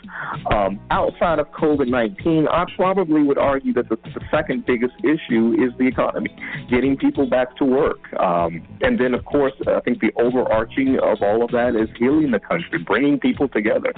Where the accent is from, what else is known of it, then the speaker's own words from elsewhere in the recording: Georgia, United States; my home state of Georgia